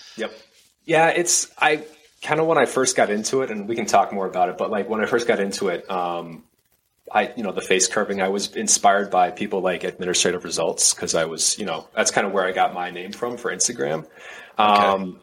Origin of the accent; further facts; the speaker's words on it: Minneapolis, Minnesota, United States; also born or lived in Savannah, Georgia; now in Houston, United States; I uh, grew up in um, Minnesota, Minneapolis area